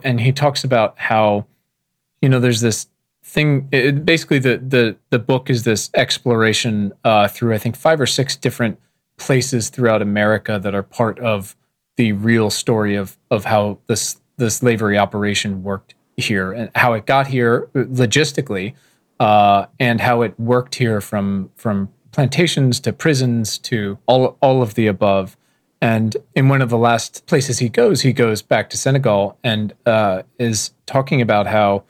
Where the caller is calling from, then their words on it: Williamsburg, Virginia, United States; I'm calling you from Colonial Williamsburg, Virginia